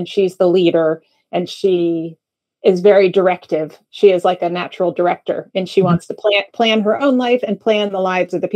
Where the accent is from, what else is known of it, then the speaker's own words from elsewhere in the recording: Northern New Jersey, United States; I grew up in Northern New Jersey